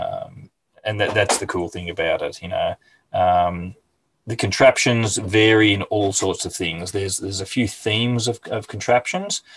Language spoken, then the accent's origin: English; Hastings, Victoria, Australia; I'm in a little town called Hastings, which is about an hour's drive south of Melbourne on the Mornington Peninsula. Um, mm. lived here all my life. I have moved away, but I ended up coming back to my hometown